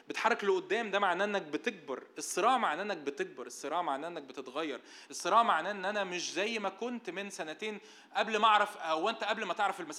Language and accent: Arabic; Egypt; بسبب شرقيتنا بسبب ان احنا مصريين وعايشين في مجتمع متدين